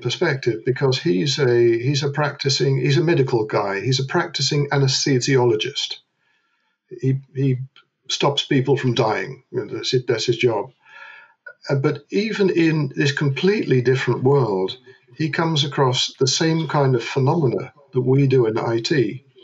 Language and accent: English; London, United Kingdom; moved away as an adult; now in Netherlands; I was born in London, uh, where I met a Dutch girl. We got married in London. I emigrated to the Netherlands